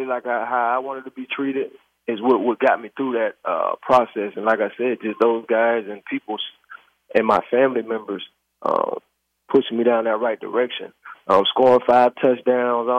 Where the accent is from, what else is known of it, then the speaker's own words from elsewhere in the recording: Youngstown, Ohio, United States; I'm from Youngstown, Ohio